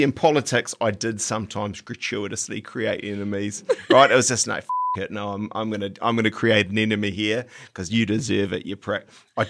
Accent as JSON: {"language": "English", "country": "New Zealand", "said": "You know, I don't like, because I'm a Kiwi, yeah."}